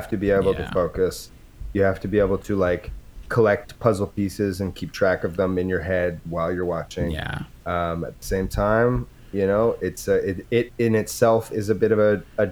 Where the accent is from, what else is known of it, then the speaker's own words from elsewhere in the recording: Edmonton, Alberta, Canada; I'm from Edmonton.